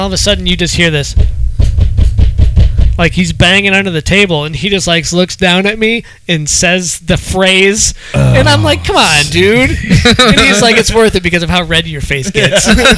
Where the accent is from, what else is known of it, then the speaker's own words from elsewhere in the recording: Ohio, United States; I'm from Ohio, so.